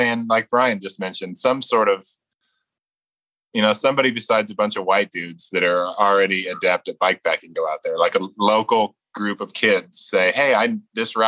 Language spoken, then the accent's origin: English; Iowa, United States; now in Las Cruces, United States; I grew up in Iowa